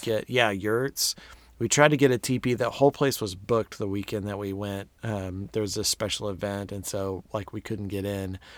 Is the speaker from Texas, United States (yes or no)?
yes; Texas, United States; being a Texan